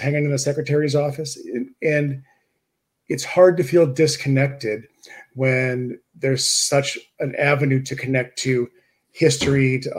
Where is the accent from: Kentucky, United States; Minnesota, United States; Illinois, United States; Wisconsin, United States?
Wisconsin, United States; moved away as an adult; also born or lived in Milwaukee, Wisconsin / Madison, Wisconsin; now in Ohio, United States; I grew up in Wisconsin, and I met a girl, and I moved down to Ohio.